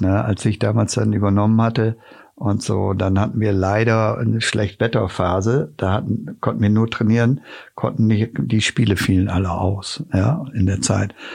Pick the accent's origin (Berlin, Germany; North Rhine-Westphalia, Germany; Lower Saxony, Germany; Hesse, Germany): Lower Saxony, Germany; Osnabrück; ich bin dort aufgewachsen am Stadion und kenne die Mentalität der, der Zuschauer auch